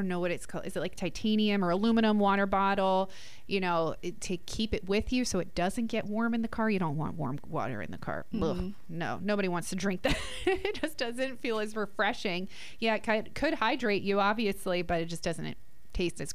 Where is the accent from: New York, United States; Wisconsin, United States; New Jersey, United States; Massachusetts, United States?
New Jersey, United States; We didn't really have a pool growing up in Jersey